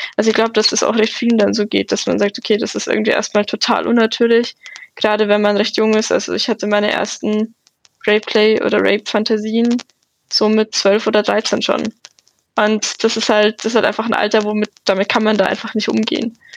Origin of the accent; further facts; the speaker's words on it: Munich, Bavaria, Germany; ich komme aus München